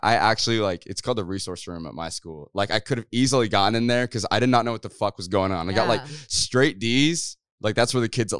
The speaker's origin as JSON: {"language": "English", "region": "Kansas", "country": "United States", "said": "Like when I say I'm from Kansas, like I'm talking like straight movie shit. Like it takes me 15 minutes through the cornfields to get to a store."}